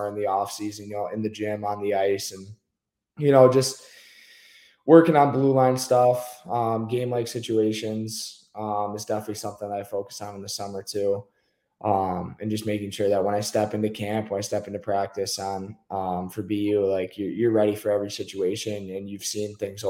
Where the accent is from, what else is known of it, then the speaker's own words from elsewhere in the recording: Michigan, United States; growing up in Michigan as a defenseman